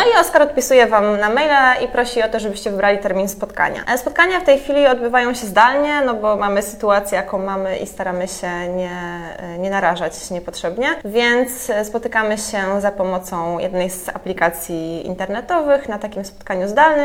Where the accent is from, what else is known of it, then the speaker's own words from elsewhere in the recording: Poznań, Greater Poland, Poland; now in Warsaw, Poland; pochodzę z Poznania